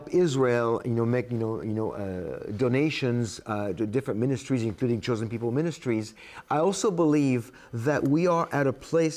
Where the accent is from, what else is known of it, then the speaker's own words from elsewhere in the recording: France; moved away as an adult; now in United States; I come from France